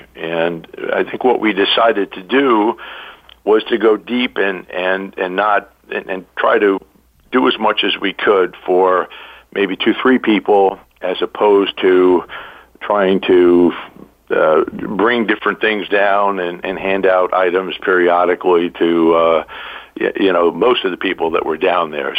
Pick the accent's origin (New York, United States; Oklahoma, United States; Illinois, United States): New York, United States; I'm originally from New York